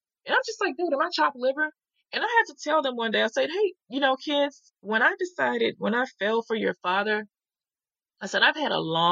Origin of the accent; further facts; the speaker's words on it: the South, United States; I'm from the South